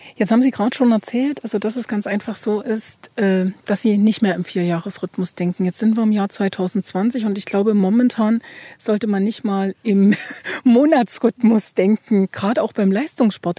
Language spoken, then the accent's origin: German; Ore Mountains, Saxony, Germany; ich bin eine Sächsin im Großen betrachtet und eine Erzgebirgerin im Kleinen